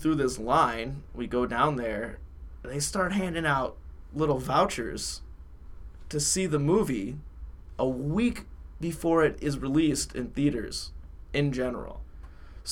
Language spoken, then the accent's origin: English; United States; moved away; my hometown, Wayne County